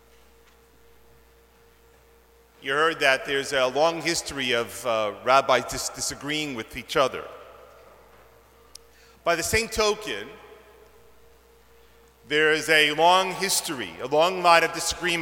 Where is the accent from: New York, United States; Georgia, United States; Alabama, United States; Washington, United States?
New York, United States; moved away as an adult; now in Toronto, Canada; I was born and raised in New York, as many of you know, and when I moved up to Toronto 26 years ago